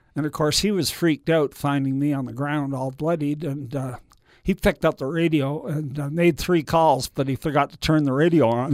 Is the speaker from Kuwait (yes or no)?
no; Canada; moved away; Being Canadian, I thought I might move back there